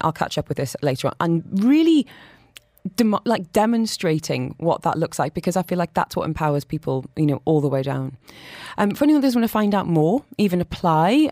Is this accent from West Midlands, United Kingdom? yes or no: no; Hexham, North East England, United Kingdom; now in Dubai, United Arab Emirates; I'm from Hexham